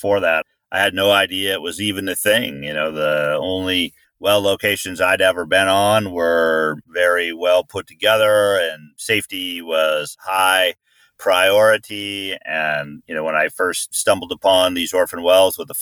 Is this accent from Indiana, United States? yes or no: no; Anchorage, Alaska, United States; now in Bozeman, United States; I grew up in Anchorage